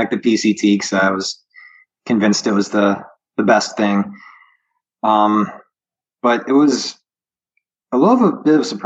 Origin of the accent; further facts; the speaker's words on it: Maryland, United States; Maryland, being my home state